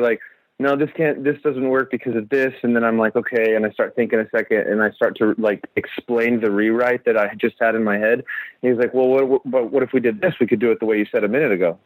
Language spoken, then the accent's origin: English; Central Texas, United States; I grew up in Central Texas, where there's you know a cave every five feet